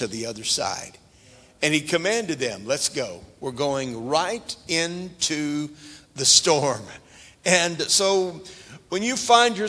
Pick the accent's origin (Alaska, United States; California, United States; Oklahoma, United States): Oklahoma, United States; Tulsa; moved away; I was raised in Oklahoma, in the Tulsa area